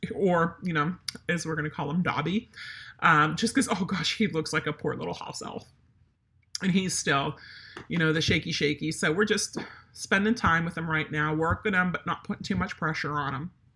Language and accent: English; Pennsylvania, United States; moved away; we're not only German, but we're from Pennsylvania